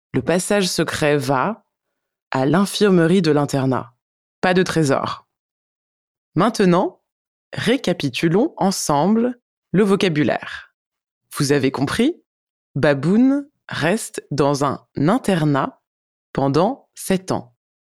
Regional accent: France; je suis française

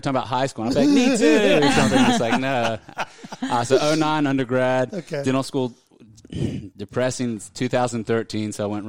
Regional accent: Raleigh, North Carolina, United States; I'm from Raleigh, grew up here. was born here. I love Raleigh.

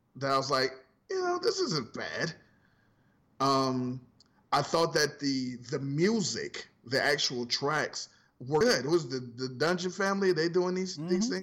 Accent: Ohio, United States; From Ohio

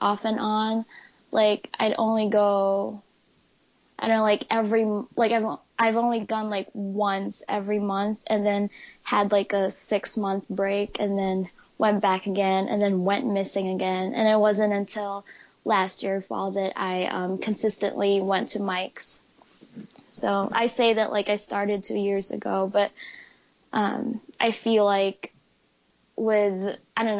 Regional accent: Philippines; now in Michigan, United States; I was born and raised in the Philippines

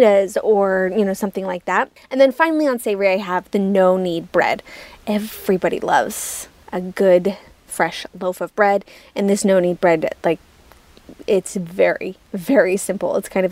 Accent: Utah, United States; moved away as an adult; also born or lived in New York City; I am from Utah. So I'm from the Western United States, but obviously I was living in New York City at the time.

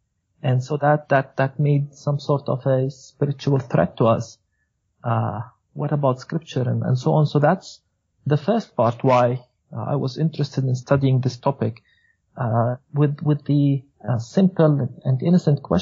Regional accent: Beit Sahur, West Bank, Palestine; I am a Palestinian Christian, and I grew up in Bethlehem, actually in Beit Sahur

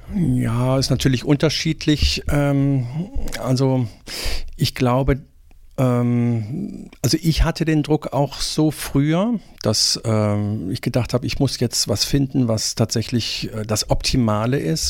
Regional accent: Remscheid, North Rhine-Westphalia, Germany; moved away as an adult; also born or lived in Bonn / Tübingen; in Remscheid geboren. Äh, keine sehr schöne Stadt

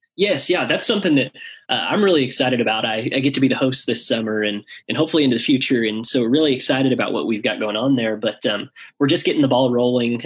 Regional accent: Nevada, Missouri, United States; I'm from Nevada, Missouri

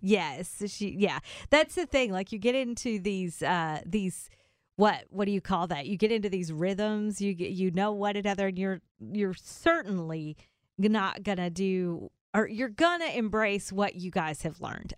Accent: the South, United States; I grew up in the South

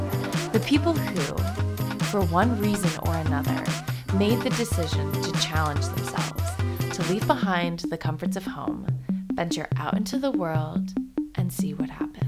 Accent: New York, United States; I'm from New York.

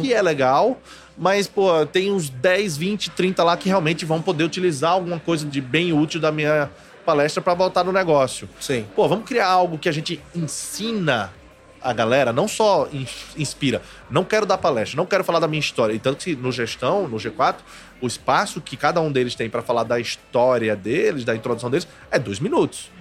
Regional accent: Maceió, Alagoas, Brazil; Eu sou de Maceió

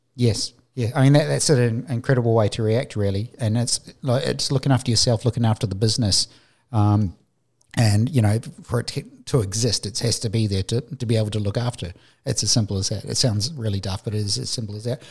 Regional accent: New Zealand; moved away; I'm from New Zealand, my family's over there.

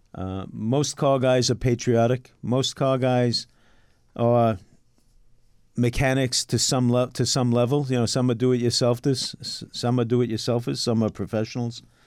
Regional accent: New York City, New York, United States; also born or lived in Queens; I was born in Brooklyn

